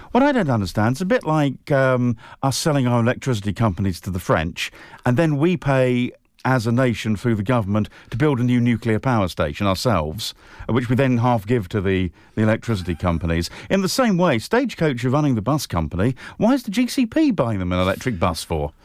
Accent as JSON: {"language": "English", "town": "Colchester", "region": "East of England", "country": "United Kingdom", "tie": "born or raised there", "said": "when I was growing up in Colchester"}